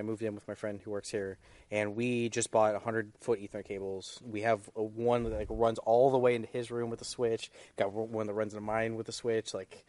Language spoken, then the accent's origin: English; San Antonio, Texas, United States; born or raised there; now in Austin, United States